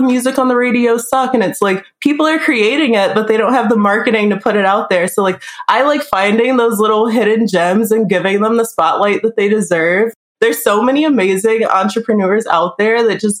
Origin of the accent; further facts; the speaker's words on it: Detroit, Michigan, United States; now in Las Vegas, United States; I'm from Detroit, Michigan. I'm living in Las Vegas right now.